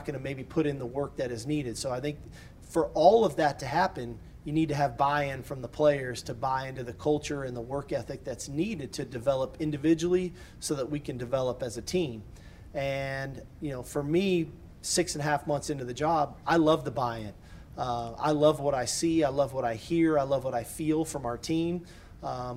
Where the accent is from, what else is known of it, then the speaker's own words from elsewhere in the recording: California, United States; moved away as an adult; as a kid growing up in California